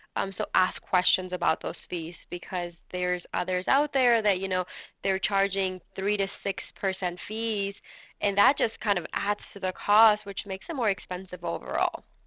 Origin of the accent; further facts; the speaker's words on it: California, United States; also born or lived in North Carolina; now in Mooresville, United States; I was raised in California myself